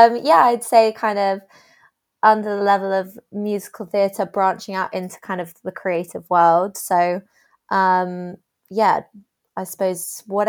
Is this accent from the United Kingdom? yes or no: yes; South West England, United Kingdom; because I'm from Dorset